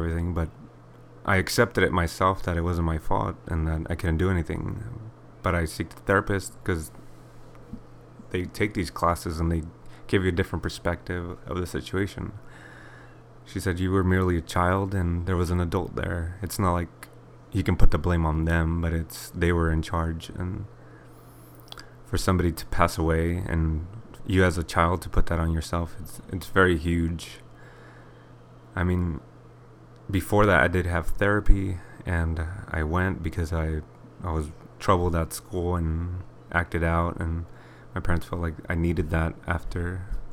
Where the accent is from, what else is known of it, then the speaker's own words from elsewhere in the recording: Inland Empire, Southern California, United States; I was born in 1991 in SoCal, to be specific, Inland Empire